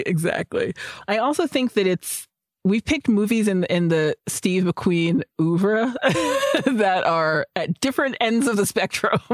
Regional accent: London, United Kingdom; ingrained in me as a Londoner

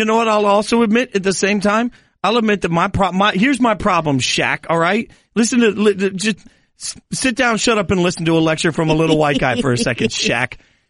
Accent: Las Vegas, Nevada, United States; I grew up in Vegas, and so I grew up a Lakers fan.

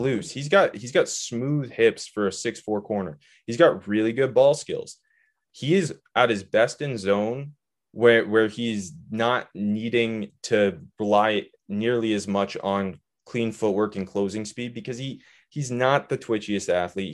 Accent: Canada; I'm from Canada, but I used to go to Myrtle Beach

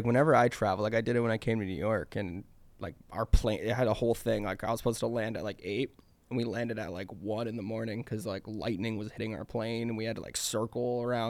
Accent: Hamilton, Ontario, Canada; Yeah, I was born in Hamilton.

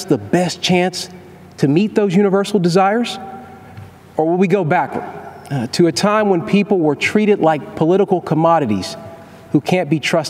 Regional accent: Kentucky, United States; I was raised in Kentucky, just a few miles from Abraham Lincoln's birthplace

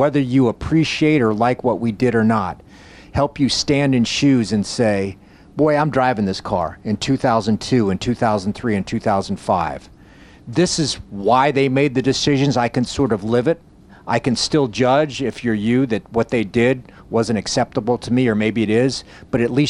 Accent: Coral Gables, Florida, United States; I grew up in Coral Gables, Florida, South Miami

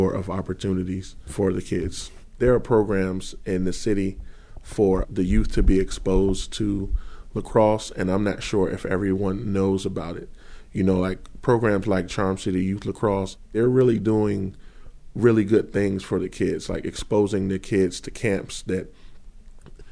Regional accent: Arlington, Virginia, United States; now in Baltimore, United States; I'm from Arlington, Virginia

